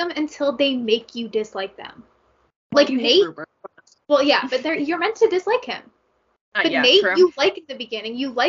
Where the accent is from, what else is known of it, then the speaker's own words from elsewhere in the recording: Canada; as a Canadian who hates hockey